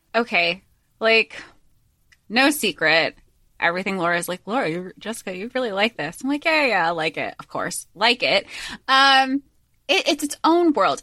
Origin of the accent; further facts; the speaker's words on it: Florida, United States; we grew up in Florida